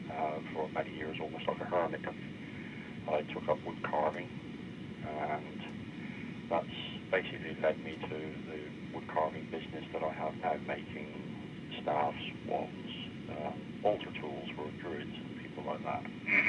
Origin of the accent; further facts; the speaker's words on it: Cornwall, South West England, United Kingdom; moved away as an adult; now in Ireland; I'm a druid. Originally, I'm from Cornwall. I've been living in Ireland now for nearly 20 years.